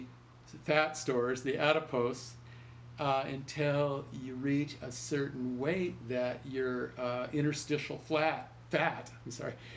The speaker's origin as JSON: {"language": "English", "town": "Vista", "region": "California", "country": "United States", "tie": "born or raised there", "said": "I'm from Vista. And I'm here in Vista now. I ran for Vista High School initially."}